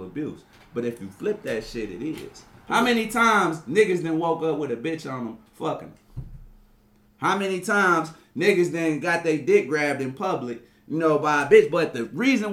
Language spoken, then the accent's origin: English; Cleveland, Ohio, United States; I grew up in Garden Valley